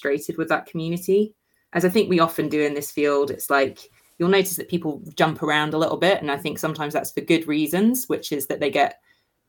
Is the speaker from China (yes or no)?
no; United Kingdom; we're also British